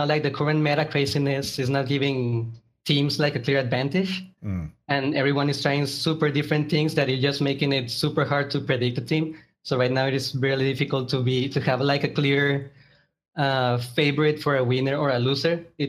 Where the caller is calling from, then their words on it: Mexico; From Mexico.